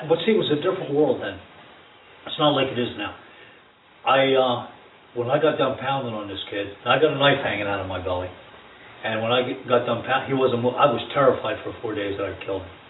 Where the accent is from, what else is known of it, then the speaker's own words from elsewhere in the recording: Ewing Township, New Jersey, United States; I grew up in Ewing Township in uh, New Jersey.